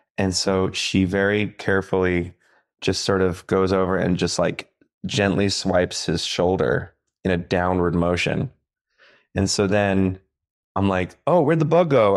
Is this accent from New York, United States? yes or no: yes; Long Island, New York, United States; growing up on Long Island